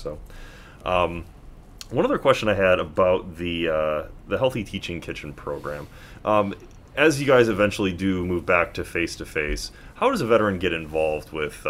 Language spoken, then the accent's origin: English; Wisconsin, United States; now in Las Vegas, United States; I grew up in Wisconsin. There's farmers markets everywhere.